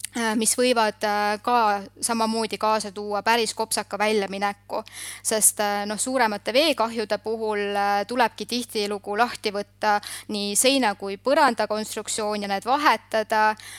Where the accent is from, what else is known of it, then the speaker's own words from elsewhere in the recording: Southern Estonia, Estonia; ma olen pärit Lõuna-Eestist ja mu vanemad tegelesidki tollel ajal maasikakasvatusega